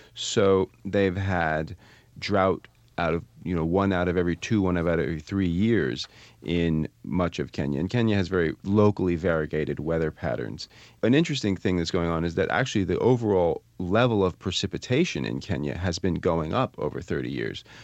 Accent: Vermont, United States; I'm from Vermont

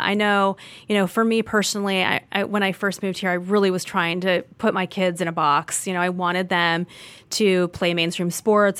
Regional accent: Orange County, California, United States; moved away; I grew up in Orange County, California

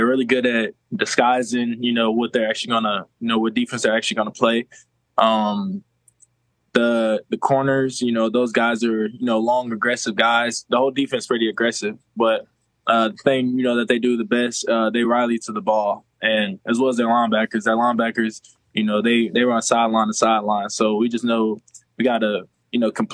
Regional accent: Philadelphia, Pennsylvania, United States; now in Kansas City, United States; I was born in Philadelphia

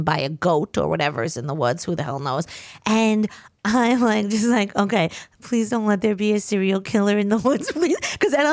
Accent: Long Island, New York, United States; I'm from Long Island. We don't got woods

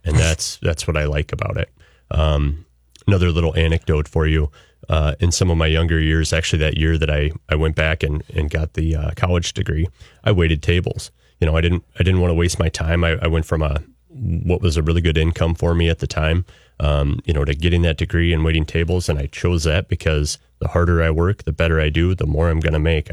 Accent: central Iowa, United States; moved away; I was born and raised in central Iowa

